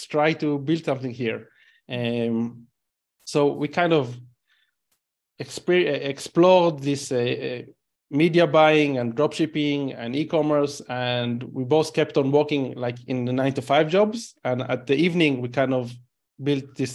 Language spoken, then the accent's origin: English; Israel; English is a second language; You know, I'm Israeli. By you probably realize based on my accent that I'm Israeli.